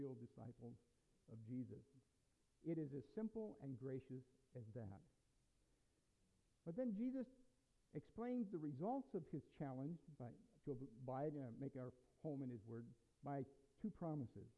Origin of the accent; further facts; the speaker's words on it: United States; We're Americans. We have a history and a culture that's been built upon personal freedom. And I, as an American, I embrace